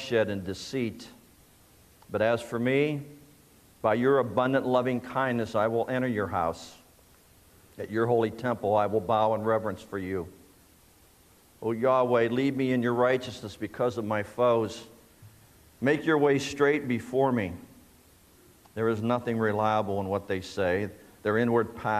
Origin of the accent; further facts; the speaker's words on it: Shenango Valley, Pennsylvania, United States; I was born and raised in the Shenango Valley